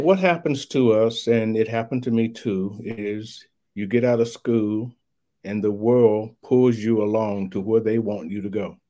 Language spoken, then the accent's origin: English; Louisville, Kentucky, United States; You know, I was raised in Louisville, Kentucky, went to high school there.